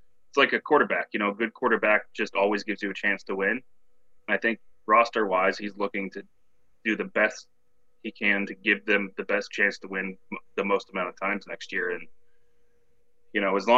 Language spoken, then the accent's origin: English; Washington, United States; growing up in Washington